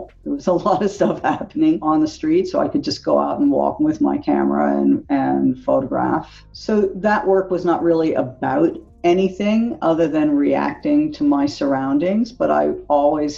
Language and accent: English; Philadelphia, Pennsylvania, United States; I grew up in Philadelphia